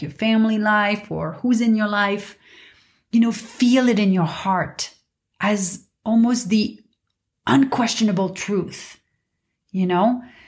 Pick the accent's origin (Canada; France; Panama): France; Paris, Île-de-France; moved away as an adult; also born or lived in New York / London / Dubai / Mumbai; now in Los Angeles, United States; I was born and raised in Paris